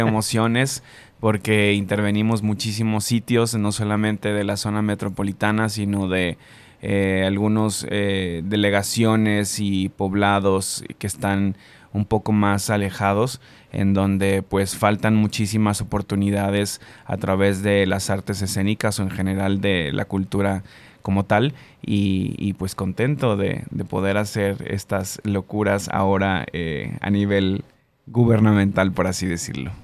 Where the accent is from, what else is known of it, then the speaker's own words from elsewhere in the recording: Jalisco, Mexico; also born or lived in Colima; now in Guadalajara, Mexico; soy jalisciense, pero estudié fuera del estado.